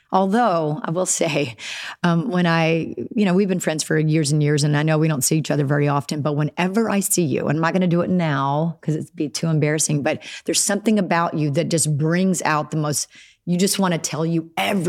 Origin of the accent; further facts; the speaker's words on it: Alabama, United States; accent: Southern; And being from Alabama, it's not something that you think that's a possibility because you just... there's no opportunities down there, really.